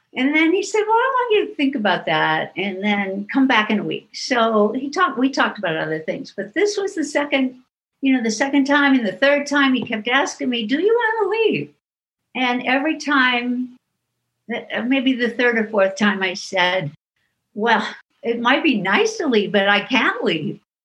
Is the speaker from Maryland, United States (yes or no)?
no; Iowa, United States; a town close to my hometown in iowa